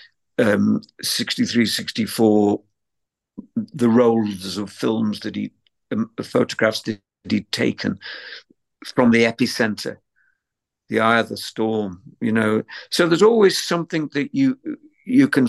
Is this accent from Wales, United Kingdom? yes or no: no; Liverpool, North West England, United Kingdom; as a teenager growing up in Liverpool